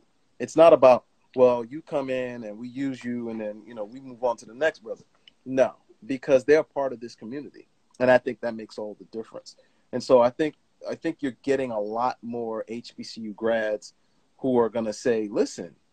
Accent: Bahamas; moved away; also born or lived in New York; I was born in New York, but 6 weeks later, I was in the Bahamas.

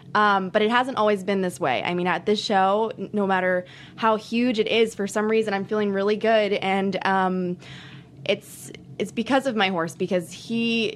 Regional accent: Houston, Texas, United States; I'm from Region 9 from Houston, Texas

